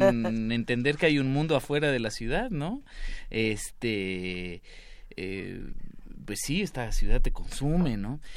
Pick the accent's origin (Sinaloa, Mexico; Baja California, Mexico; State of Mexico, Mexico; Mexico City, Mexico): Mexico City, Mexico; yo como chilango